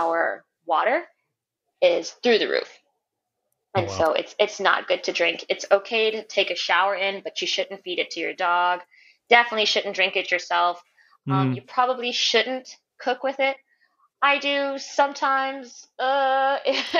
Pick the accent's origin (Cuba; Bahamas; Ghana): Bahamas; Grand Bahama; accent: in between; I'm going to speak for myself as a Grand Bahamian